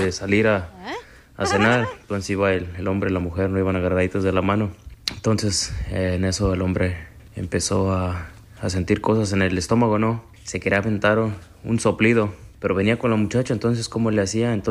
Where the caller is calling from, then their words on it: Chicago, Illinois, United States; ¿Qué onda, Piolín? … de Chicago y ahí te va mi chiste.